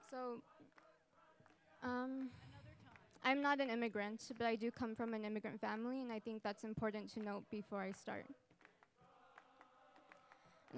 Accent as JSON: {"language": "English", "town": "El Paso", "region": "Texas", "country": "United States", "moved": "yes", "said": "I'm from El Paso, Texas, which is a border city with Ciudad Juarez, Mexico"}